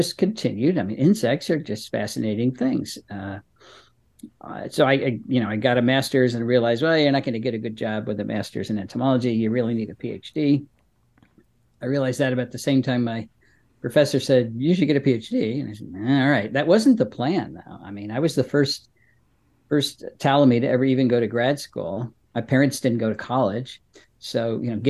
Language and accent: English; Berkeley Heights, New Jersey, United States; moved away as an adult; also born or lived in Maryland; now in Pennsylvania, United States; I grew up in Berkeley Heights, New Jersey